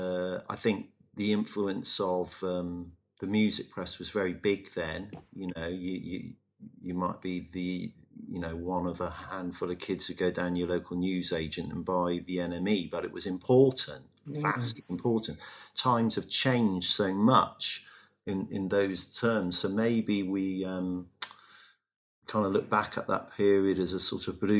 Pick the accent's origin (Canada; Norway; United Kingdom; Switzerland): United Kingdom; Bristol, South West England; used to live across the road from me when we were kids growing up in Avonmouth.